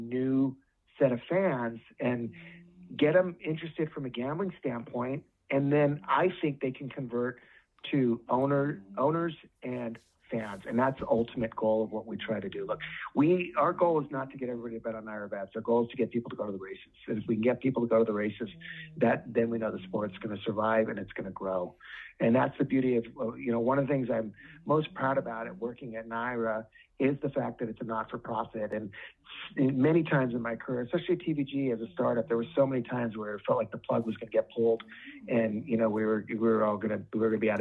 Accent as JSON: {"language": "English", "region": "Southern California", "country": "United States", "tie": "born or raised there", "said": "I grew up in Southern California."}